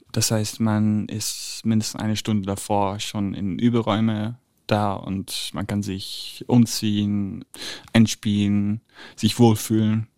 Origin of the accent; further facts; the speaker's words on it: Italy; moved away; als Italiener